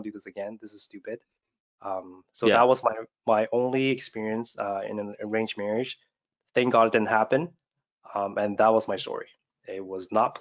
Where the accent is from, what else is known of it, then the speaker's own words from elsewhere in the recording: Canada; I grew up in Canada